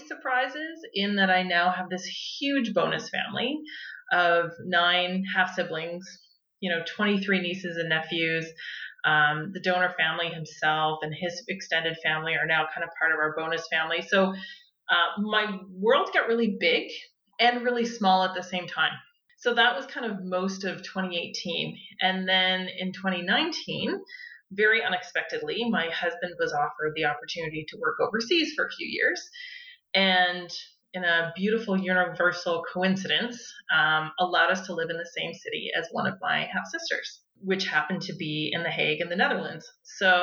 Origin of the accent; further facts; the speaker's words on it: New Brunswick, Canada; moved away as an adult; also born or lived in Nova Scotia; I was born in Nova Scotia, but moved to New Brunswick before I was a year old, and spent most of my life there, and then came back to Nova Scotia to go to university